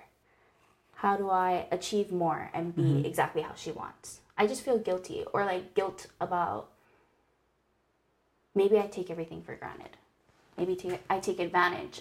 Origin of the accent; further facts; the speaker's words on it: Hilo, Hawaii, United States; Born and raised in Hawaii on the Big Island. Grew up in a small town called Hilo